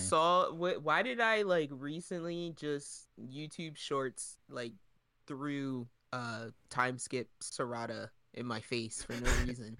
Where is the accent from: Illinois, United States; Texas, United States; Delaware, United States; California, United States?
Delaware, United States; we're from Delaware